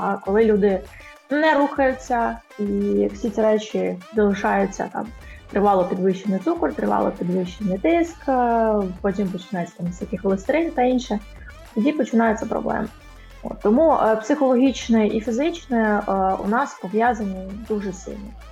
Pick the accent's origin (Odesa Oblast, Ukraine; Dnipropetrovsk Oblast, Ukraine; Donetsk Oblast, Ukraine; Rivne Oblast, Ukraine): Odesa Oblast, Ukraine; Odesa; Я народилася виросла в Одесі